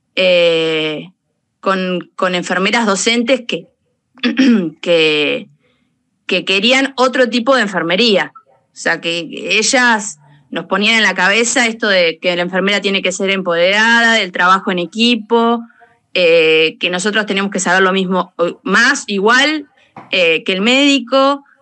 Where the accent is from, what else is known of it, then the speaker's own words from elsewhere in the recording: Macachín, La Pampa, Argentina; moved away; also born or lived in Anchorena; yo soy de La Pampa, de Macachín